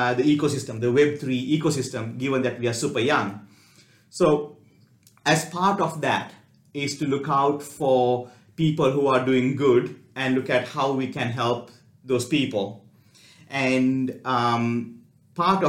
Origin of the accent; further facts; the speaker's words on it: Gold Coast, Queensland, Australia; we are from Gold Coast